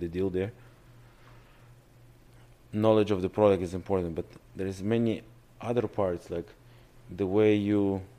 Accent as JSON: {"language": "English", "country": "Russia", "accent": "Russian", "second_language": "English", "moved": "yes", "said": "My father laughed on my Russian accent."}